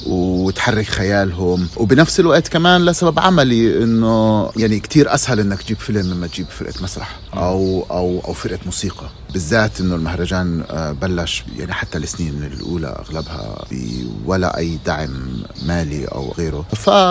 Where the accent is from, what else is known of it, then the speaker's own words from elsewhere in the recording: Palestine; moved away as an adult; now in Germany; أنا من فلسطين